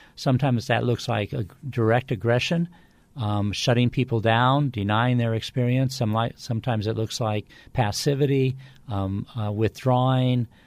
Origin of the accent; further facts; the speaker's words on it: California, United States; I grew up in California